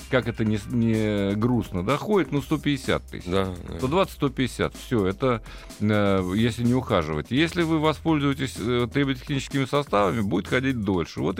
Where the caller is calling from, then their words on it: Rostov-on-Don, Rostov Oblast, Russia; Я звоню вам из Ростова-на-Дону.